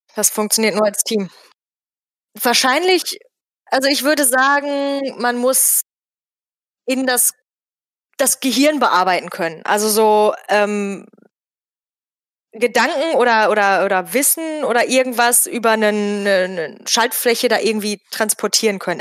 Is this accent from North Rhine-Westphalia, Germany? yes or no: yes; Bottrop, North Rhine-Westphalia, Germany; Ich komme also auch aus Bottrop